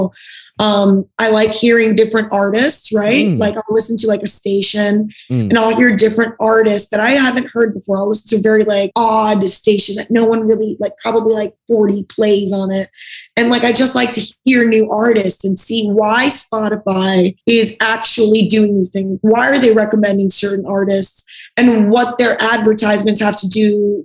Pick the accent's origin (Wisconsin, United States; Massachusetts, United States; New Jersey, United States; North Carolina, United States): New Jersey, United States; I'm from Jersey